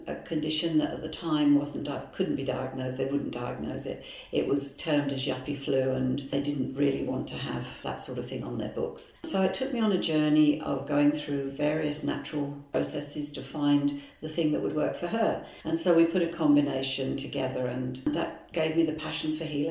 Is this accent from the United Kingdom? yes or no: yes; England, United Kingdom; moved away as an adult; now in Melbourne, Australia; I came originally from England. We came over here in 2007 to retire